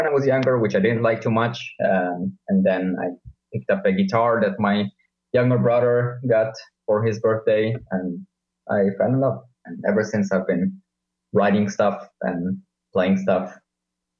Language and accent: English; Israel; moved away as an adult; now in Leipzig, Germany; I'm 32 years old, also was born in Israel